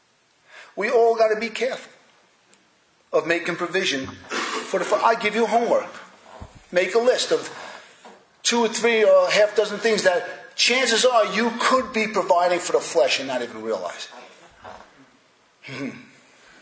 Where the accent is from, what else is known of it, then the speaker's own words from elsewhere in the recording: United States; I was born in America